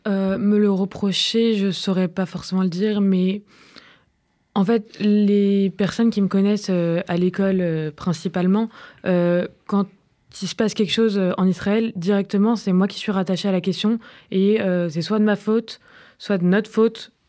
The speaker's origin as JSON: {"language": "French", "country": "France", "said": "en tant que peuple juif, ou alors je suis censée savoir ce qui se passe exactement, alors que non, je ne suis pas israélienne, je suis française en premier lieu, j'ai la nationalité française"}